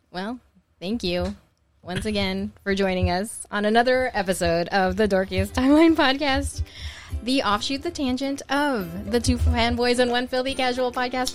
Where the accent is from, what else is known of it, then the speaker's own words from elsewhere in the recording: United States; as a Filipino American